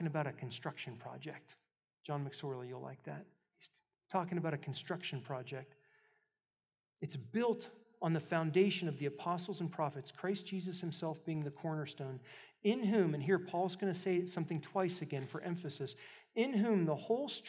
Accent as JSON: {"language": "English", "town": "Pittsburgh", "region": "Pennsylvania", "country": "United States", "moved": "yes", "said": "I'm from Pittsburgh"}